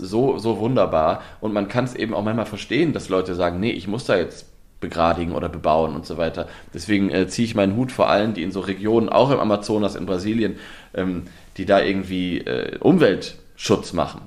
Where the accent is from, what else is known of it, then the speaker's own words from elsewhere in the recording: Osnabrück, Lower Saxony, Germany; moved away; ich komme ja gebürtig aus der Nähe von Osnabrück. Ich bin in Osnabrück zur Schule gegangen